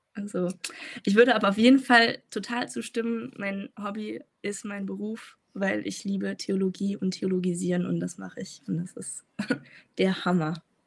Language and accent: German; Frankfurt am Main, Hesse, Germany; also born or lived in Tübingen; bin eigentlich aus Frankfurt am Main und pendle immer hin und her.